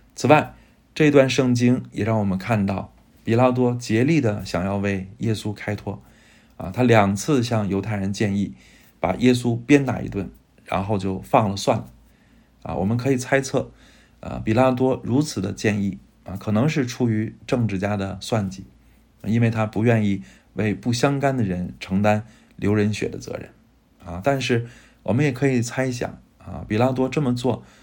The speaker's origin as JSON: {"language": "Chinese", "country": "China", "said": "我们中国人，呃，真的会选择基督，而不会选择希特勒"}